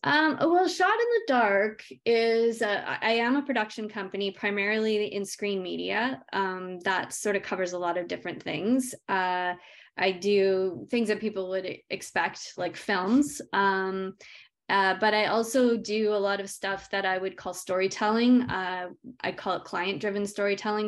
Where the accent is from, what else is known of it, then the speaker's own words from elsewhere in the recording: Yukon, Canada; I grew up in the Yukon, came back home with that.